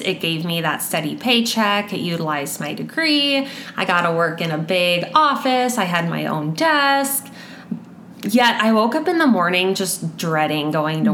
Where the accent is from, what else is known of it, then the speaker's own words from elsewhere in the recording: Sioux Falls, South Dakota, United States; I was born and raised in Sioux Falls, and I've called Sioux Falls home my whole life